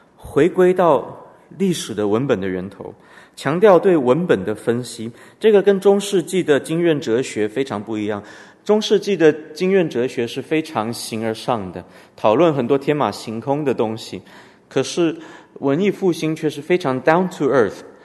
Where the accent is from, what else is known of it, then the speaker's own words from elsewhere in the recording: Canada; 我们从小在加拿大读的公立学校，后来我父母把我送到私立学校